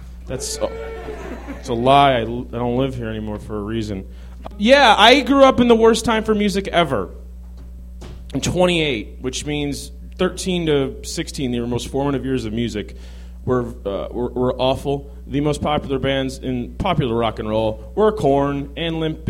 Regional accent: Chicago, Illinois, United States; growing up in Chicago

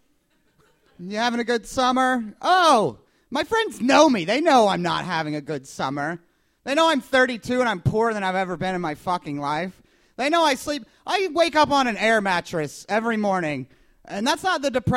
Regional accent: Kentucky, United States; now in Chicago, United States; I'm from Kentucky originally

